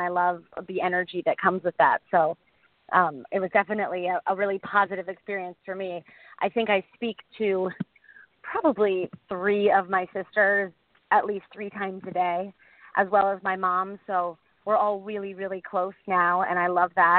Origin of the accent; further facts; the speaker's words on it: Boca Raton, Florida, United States; also born or lived in Maui, Hawaii; I grew up in Boca Raton, Florida